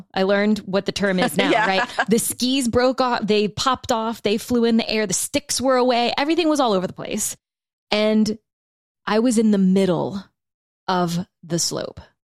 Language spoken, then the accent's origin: English; Louisiana, United States; And I had never even seen fucking snow like this before in my life. I'm from South Louisiana. I'm like, I've only ever seen this in the movies.